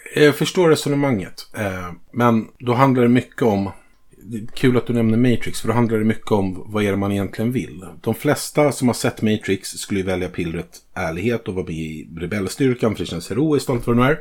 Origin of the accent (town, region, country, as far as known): Sweden